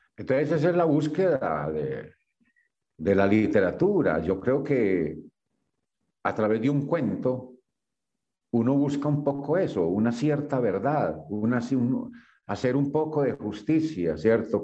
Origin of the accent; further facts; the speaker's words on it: Yarumal, Antioquia, Colombia; Yo soy de Yarumal, Antioquia. Yo viví allá muy buena parte de mi vida, mi infancia toda.